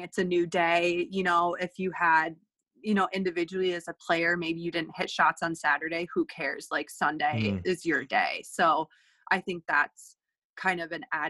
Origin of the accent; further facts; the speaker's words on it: Minnesota, United States; moved away; I'm from Minnesota and that's where my family is